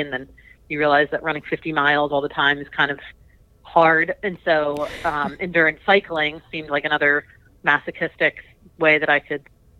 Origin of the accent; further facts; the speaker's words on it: East Coast, United States; now in Fort Collins, United States; I'm originally from the East Coast